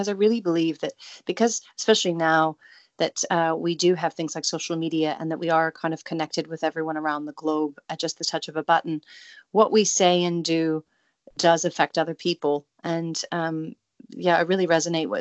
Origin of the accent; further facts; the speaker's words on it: Salem, Oregon, United States; now in New Zealand; I grew up in Salem, Oregon before I moved to New Zealand.